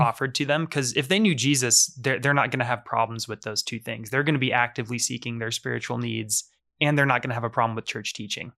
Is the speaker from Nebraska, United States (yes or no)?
yes; Omaha, Nebraska, United States; I grew up here in Omaha, Nebraska.